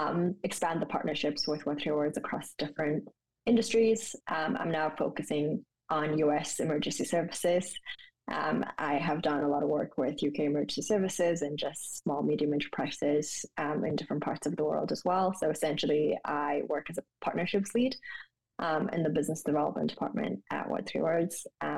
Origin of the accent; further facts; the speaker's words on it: Ulaanbaatar, Mongolia; moved away as an adult; also born or lived in Japan; now in London, United Kingdom; I was born in Mongolia, in Ulaanbaatar, which is the capital city. I was born there, went to school in Mongolia up until the third year in my undergraduate. So that's when I kind of then left the country and then studied in Japan.